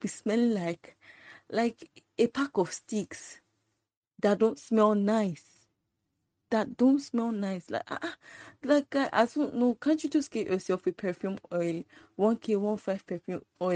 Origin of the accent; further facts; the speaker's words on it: Lagos, Nigeria; I'm from Lagos